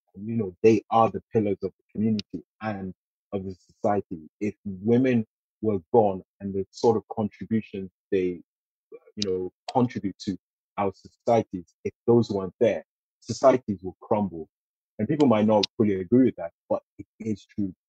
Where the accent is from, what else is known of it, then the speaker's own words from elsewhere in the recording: Nigeria; now in United Kingdom; being a Nigerian